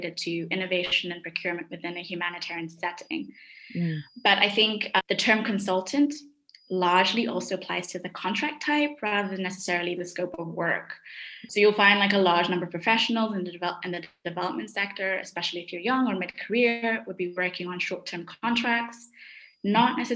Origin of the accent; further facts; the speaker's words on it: Kenya; also born or lived in London, United Kingdom; now in Munich, Germany; I'm Kenyan. I come from a country where you can say there's a thriving nonprofit industry